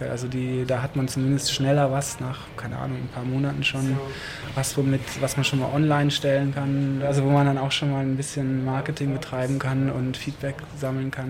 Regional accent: near Paderborn, North Rhine-Westphalia, Germany; now in Berlin, Germany; Ich bin aus der Nähe von Paderborn, aus einem ganz kleinen Dorf, Junge vom Land also.

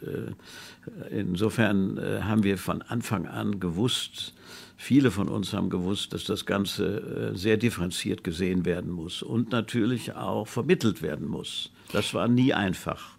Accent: Hofheim am Taunus, Hesse, Germany; wie sie uns als Kinder auf den Kapellenberg in Hofheim im Taunus mit Jeeps hochgezogen haben

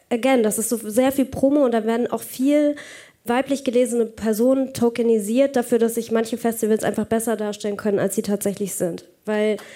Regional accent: Pforzheim, Baden-Württemberg, Germany; wenn ich nach Hause gehe, zu, zurück in meine Heimat, nach Pforzheim

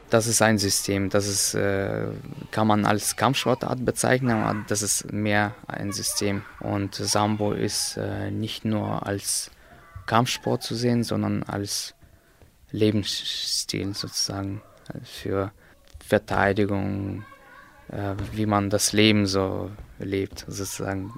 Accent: Slavgorod, Altai Krai, Russia; now in Berlin, Germany; geboren in Russland, in Slavgorod

